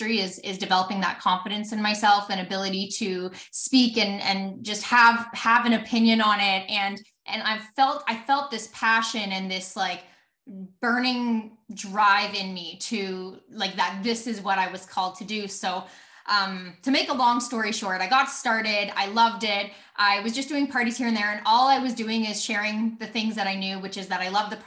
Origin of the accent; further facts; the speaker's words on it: Alberta, Canada; I'm from Alberta, Canada